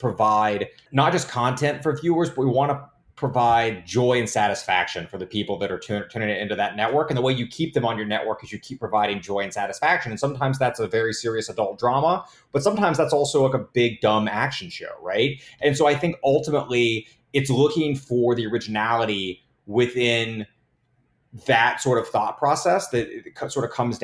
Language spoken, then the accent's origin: English; Tennessee, United States; moved away; I'm from Tennessee originally